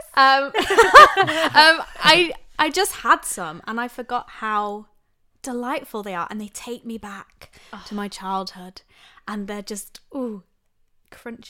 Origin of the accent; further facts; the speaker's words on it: Lincoln, East Midlands, United Kingdom; I'm born and bred in Lincoln, Lincolnshire, in a little village